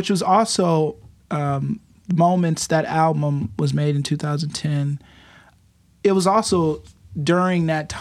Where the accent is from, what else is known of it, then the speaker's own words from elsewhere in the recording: Buffalo, New York, United States; I grew up on Freeman Street in Buffalo, New